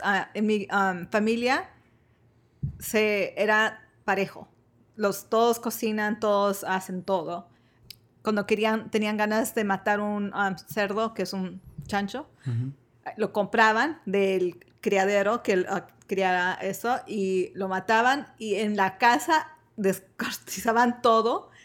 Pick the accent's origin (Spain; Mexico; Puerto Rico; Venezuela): Mexico; Michoacán; born or raised there